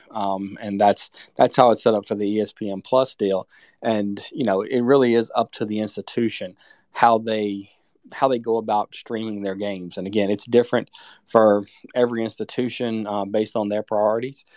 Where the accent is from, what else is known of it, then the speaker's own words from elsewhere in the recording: Virginia, United States; I grew up in Virginia